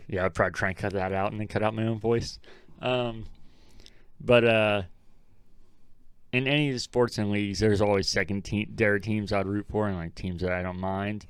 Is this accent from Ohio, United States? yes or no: yes; Ohio, United States; growing up in Ohio